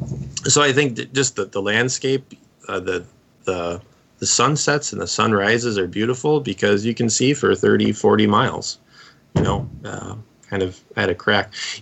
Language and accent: English; Sheboygan County, Wisconsin, United States; moved away as an adult; also born or lived in St. Louis, Missouri / Bemidji, Minnesota; now in Brookings, United States; So I was born and raised in Sheboygan County, Wisconsin